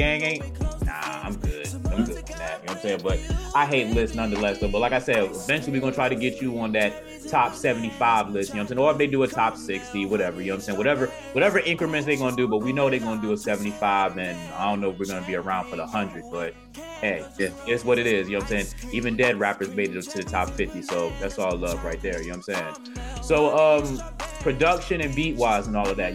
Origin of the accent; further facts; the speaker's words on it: Virginia, United States; I'm from Virginia.